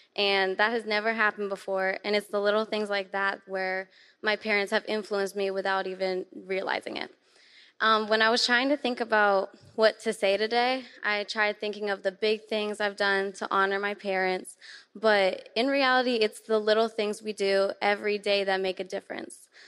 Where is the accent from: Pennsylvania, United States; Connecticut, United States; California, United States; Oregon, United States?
Pennsylvania, United States; Pittsburgh; I'm from Pittsburgh, Pennsylvania